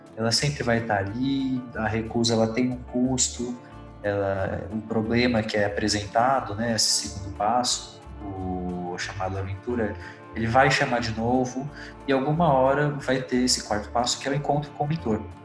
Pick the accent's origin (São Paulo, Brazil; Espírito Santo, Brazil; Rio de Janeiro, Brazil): São Paulo, Brazil; Rio Claro; Eu sou nascido em São Paulo, sou paulista, só que eu cresci em Rio Claro, na cidade de Rio Claro, que é interior de São Paulo